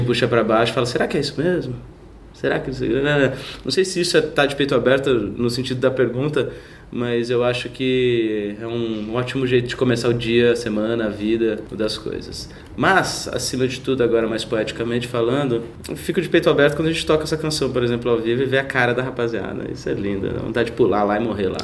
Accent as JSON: {"language": "Portuguese", "town": "Cuiabá", "region": "Mato Grosso", "country": "Brazil", "tie": "born or raised there", "also_born_or_lived": "Arapongas, Paraná / Londrina, Paraná / Santa Cruz de la Sierra, Bolivia / La Paz, Bolivia", "moved": "as an adult", "lives_now": "São Paulo, Brazil", "said": "nasci em Arapongas, no Paraná. Fui criado em Londrina, depois aos 8 anos me mudei para Cuiabá, passei um tempo na Bolívia, dos 17 para os 18, em Santa Cruz de la Sierra e La Paz, e moro em São Paulo desde os 21"}